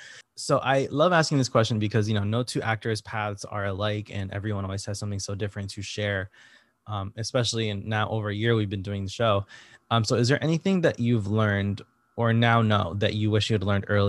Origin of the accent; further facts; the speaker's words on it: Connecticut, United States; moved away as an adult; now in New York, United States; I've only been in New York for a couple years now, but I'm from Connecticut originally, so I'm like an hour away from here usually.